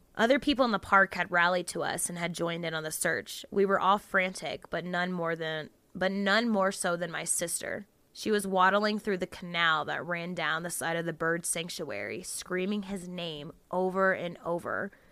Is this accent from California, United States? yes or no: no; Jacksonville, Florida, United States; I'm from Florida, um, Jacksonville, Florida